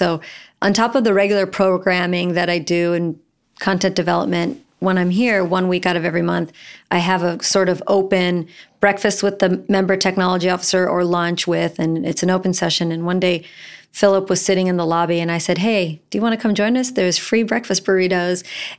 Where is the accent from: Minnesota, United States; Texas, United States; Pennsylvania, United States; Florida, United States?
Florida, United States; also born or lived in New Orleans; So remember, I'm from Florida, New Orleans, and I think it's always cold.